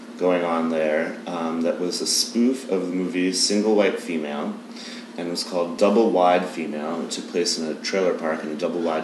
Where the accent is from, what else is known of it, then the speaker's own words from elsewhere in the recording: Massachusetts, United States; moved away as an adult; also born or lived in New York / Boston; now in Los Angeles, United States; I grew up in Massachusetts.